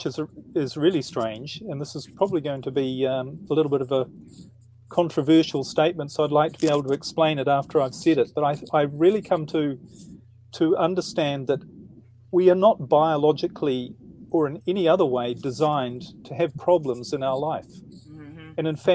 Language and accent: English; New Zealand; now in Netherlands; I'm in the Netherlands at the moment, but originally I'm from New Zealand.